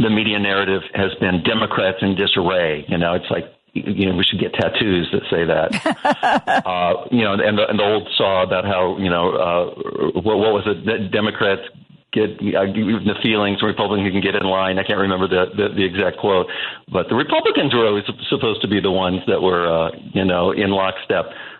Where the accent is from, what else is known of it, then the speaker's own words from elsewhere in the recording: Central Illinois, United States; now in Chicago, United States; I'm from Central Illinois originally